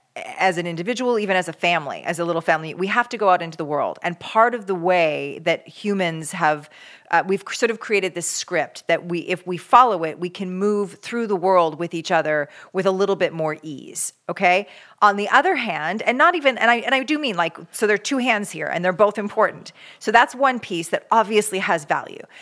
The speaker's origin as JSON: {"language": "English", "country": "Canada", "moved": "yes", "lives_now": "California, United States", "said": "as a Canadian"}